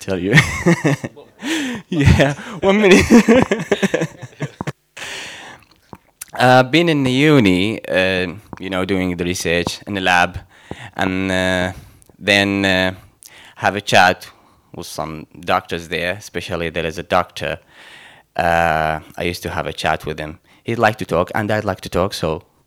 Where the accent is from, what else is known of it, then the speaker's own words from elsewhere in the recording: Mosul, Nineveh, Iraq; moved away; I'm from Iraq. As you know, from the country of Abraham. And specifically from the city of Nineveh, the city of Jonah.